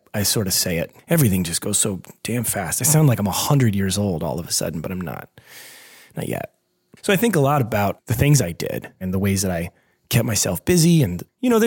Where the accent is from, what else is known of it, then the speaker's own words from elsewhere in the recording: Pennsylvania, United States; I grew up in a pretty small town in Pennsylvania